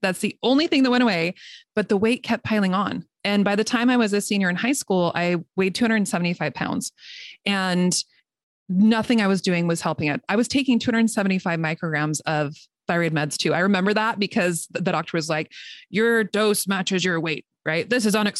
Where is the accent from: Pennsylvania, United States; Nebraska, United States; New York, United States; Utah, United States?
Utah, United States; also born or lived in Northern California; now in California, United States; I'm from Utah originally